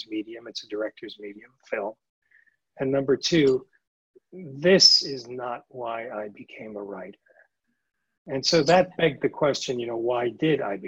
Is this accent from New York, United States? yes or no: yes; New York City, New York, United States; I grew up in New York City